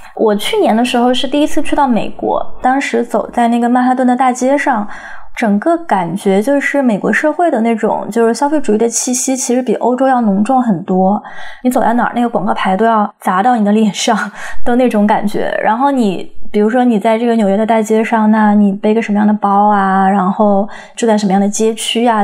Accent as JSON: {"language": "Chinese", "country": "China", "tie": "born or raised there", "moved": "yes", "said": "我们这些成长在中国的人"}